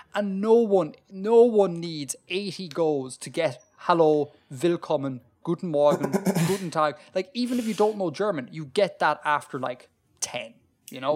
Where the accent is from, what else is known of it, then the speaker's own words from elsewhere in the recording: Ireland; as an Irish person